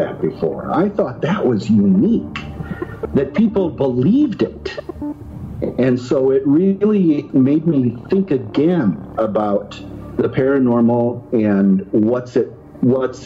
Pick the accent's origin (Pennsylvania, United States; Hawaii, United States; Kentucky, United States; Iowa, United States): Iowa, United States; I grew up in Iowa, around the corner from Brad Steiger